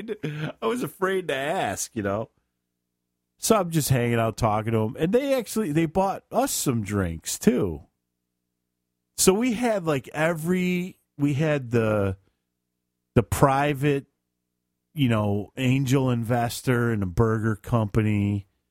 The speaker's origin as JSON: {"language": "English", "town": "Chicago", "region": "Illinois", "country": "United States", "said": "I'm from Chicago"}